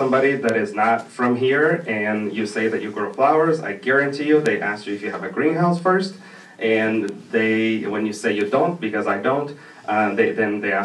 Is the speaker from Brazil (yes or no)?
yes; Brazil; moved away; I'm originally from Brazil